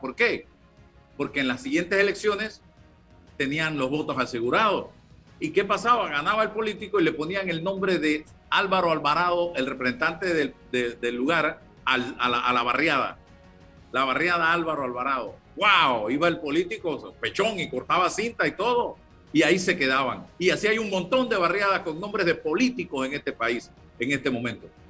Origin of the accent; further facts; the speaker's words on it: Panama; como panameño, como periodista